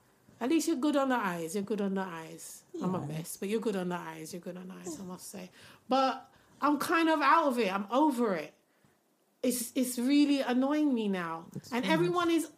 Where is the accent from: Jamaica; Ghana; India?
Jamaica; I'm a Jamaican citizen as well